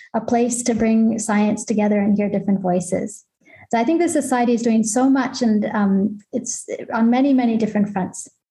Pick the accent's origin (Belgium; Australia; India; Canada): Canada; now in Basel, Switzerland; I'm Canadian